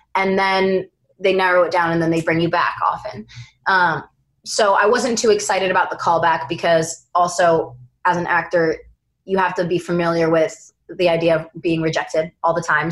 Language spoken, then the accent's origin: English; East Coast, United States; moved away; we're both from the East Coast